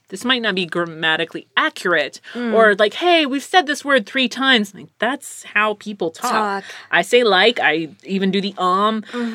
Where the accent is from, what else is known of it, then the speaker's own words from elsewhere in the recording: Bronx, New York, United States; Someone said that I'm really good at accents. Like that mm-hmm. one, because I'm from the Bronx.